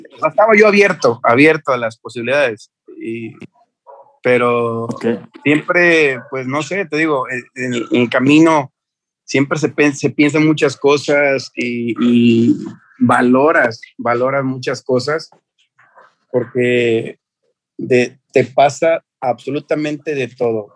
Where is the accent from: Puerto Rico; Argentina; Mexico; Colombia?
Mexico; para que vieran que era mexicano